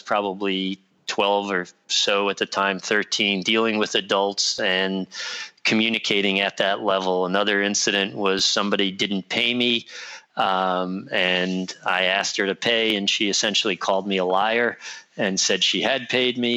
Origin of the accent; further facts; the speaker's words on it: New York City, New York, United States; I grew up on the Lower East Side in the city